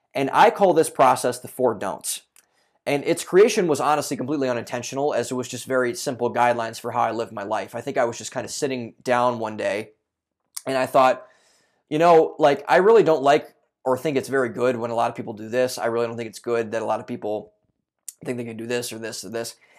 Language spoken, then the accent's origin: English; a suburb outside of Cleveland, Ohio, United States; I grew up in Cleveland, Ohio for those, or not Cleveland, Ohio, but a suburb outside of Cleveland, Ohio